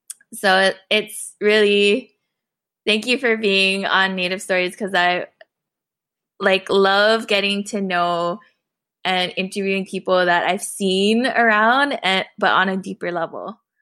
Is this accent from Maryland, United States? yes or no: no; Honolulu, Hawaii, United States; now in Dallas, United States; Hello everyone … I come from Papakulea Oahu. I am now residing in Kikapu and Wichita land, or aka Dallas, Texas.